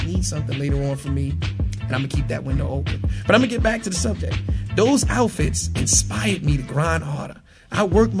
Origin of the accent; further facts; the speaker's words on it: New York City, New York, United States; I grew up in the Bronx and in Harlem.